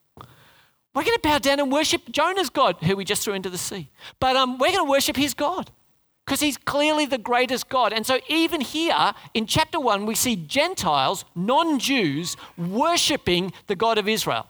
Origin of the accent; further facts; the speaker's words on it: Sydney, New South Wales, Australia; moved away; also born or lived in Darwin / Oran Park; I was born in Sydney